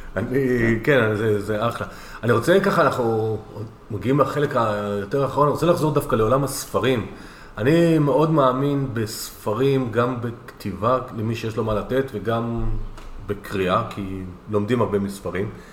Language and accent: Hebrew; Northern Israel, Israel